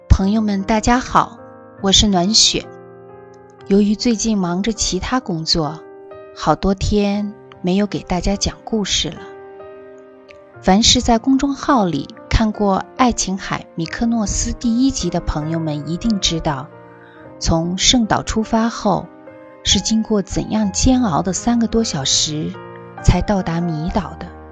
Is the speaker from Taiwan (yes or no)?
no; China; 我们来自中国